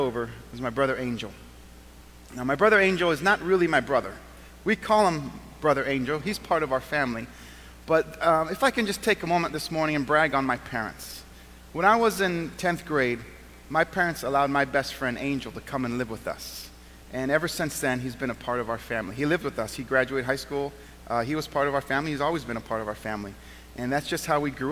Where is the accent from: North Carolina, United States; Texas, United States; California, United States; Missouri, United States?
California, United States; Southern; now in Western New York, United States; I was born and raised in Southern California. And I ended up here in Western New York